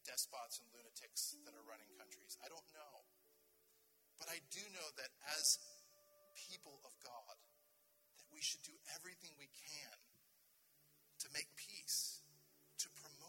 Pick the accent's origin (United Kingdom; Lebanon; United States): United States; I'm an American